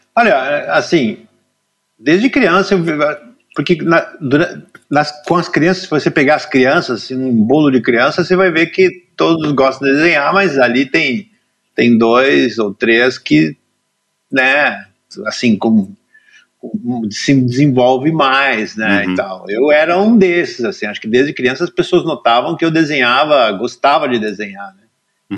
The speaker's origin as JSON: {"language": "Portuguese", "town": "Cachoeira do Sul", "region": "Rio Grande do Sul", "country": "Brazil", "tie": "born or raised there", "said": "Eu nasci em Cachoeira do Sul, no interior, bem no centro do Rio Grande do Sul"}